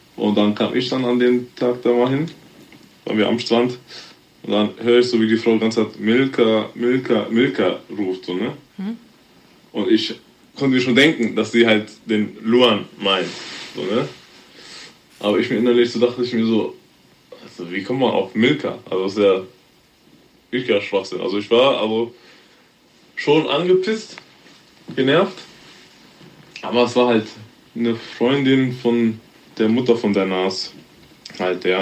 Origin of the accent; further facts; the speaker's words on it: Germany; Also, meine Eltern stammen aus Ghana. Geboren bin ich hier in Deutschland. Schule gegangen